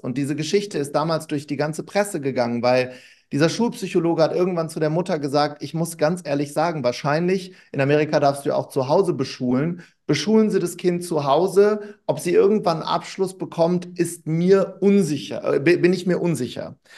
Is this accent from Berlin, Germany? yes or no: no; Wuppertal, North Rhine-Westphalia, Germany; ich bin in Wuppertal groß geworden